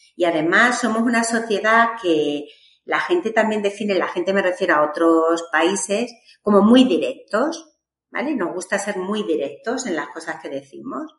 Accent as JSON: {"language": "Spanish", "town": "Badajoz", "region": "Extremadura", "country": "Spain", "said": "yo soy de Extremadura, de Badajoz"}